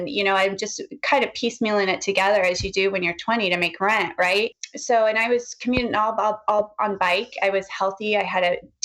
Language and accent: English; Oregon, United States; now in Seattle, United States; I was raised in Oregon